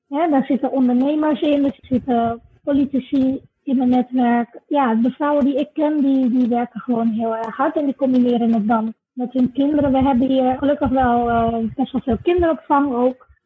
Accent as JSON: {"language": "Dutch", "country": "Suriname", "tie": "born there", "said": "En nu ben ik nog jong genoeg om nog mijn krachten te geven aan mijn geboorteland, om te helpen aan de wederopbouw en bij te dragen aan de economie en zo. Zo is het eigenlijk eh, gekomen. Ik ben altijd een mens van doelen stellen. Dus had ik gezegd van op 16 juni 2016 verhuis ik naar Suriname."}